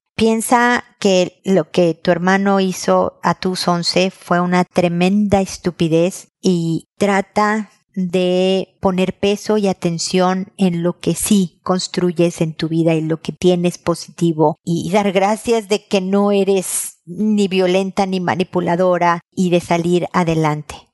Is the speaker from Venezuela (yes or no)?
no; Mexico; accent: Mexican; te lo estoy diciendo en mexicano